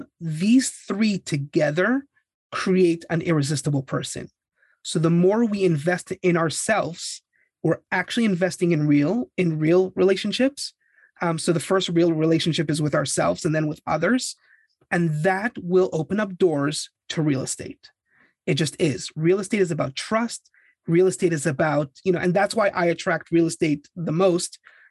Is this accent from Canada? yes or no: yes; Canada; now in Los Angeles, United States; And I was immigrating from Canada.